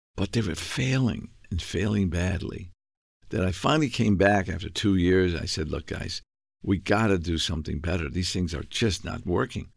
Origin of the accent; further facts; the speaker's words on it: New York, United States; moved away; also born or lived in Plymouth; I was born in New York. Um, I grew up in the South Bronx